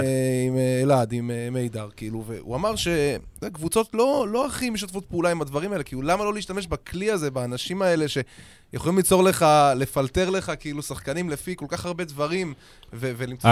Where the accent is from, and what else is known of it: Israel